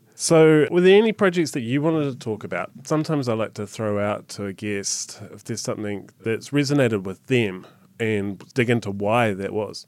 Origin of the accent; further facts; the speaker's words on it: New Zealand; being a New Zealander